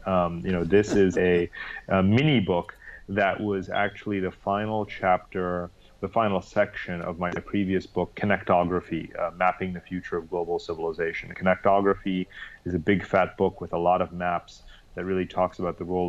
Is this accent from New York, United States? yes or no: yes; New York, United States; moved away as an adult; also born or lived in London; now in Singapore; I'm actually from the East Coast, from New York, where I grew up